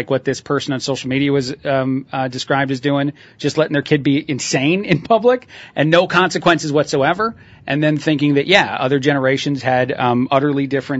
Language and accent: English; Mexico; growing up in Mexico and even now, the culture is quite a bit different.